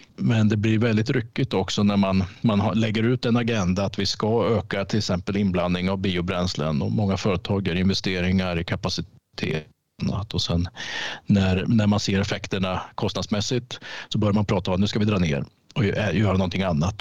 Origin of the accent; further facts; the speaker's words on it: Norrköping, Östergötland, Sweden; jag är född och uppvuxen i Norrköping, så mm. jag är östgöte.